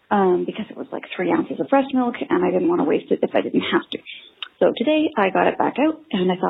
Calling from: Victoria, British Columbia, Canada; Hi, One Bad Mother. I'm calling from Victoria, British Columbia with a fail.

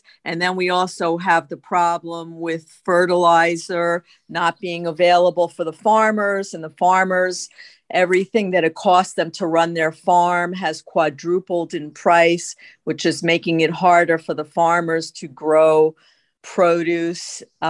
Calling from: Boca Raton, Florida, United States; I'm calling in from Boca Raton.

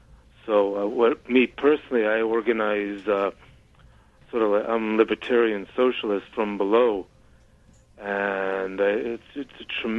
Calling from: Syracuse, New York, United States; from Syracuse, New York.

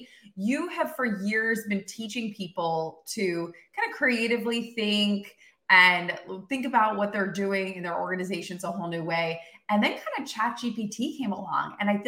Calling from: Austin, Texas, United States; I'm coming in from Austin, Texas.

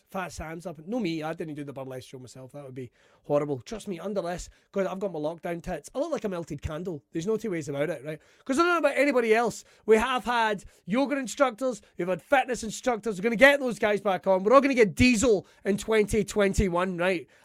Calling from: Scotland, United Kingdom; I'm broadcasting from Ayrshire, right?

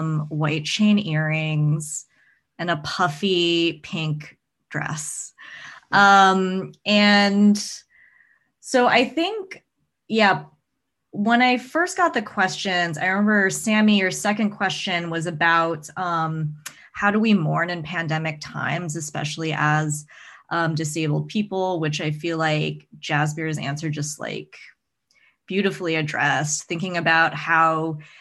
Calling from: Northampton, Massachusetts, United States; So I am Zooming in from Northampton, Massachusetts, which is on Pocumtuk and Nipmuc ancestral lands.

